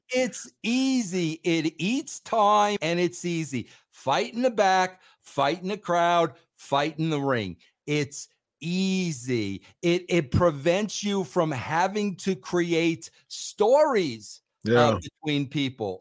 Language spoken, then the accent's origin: English; Long Island, New York, United States; I grew up in Long Island, New York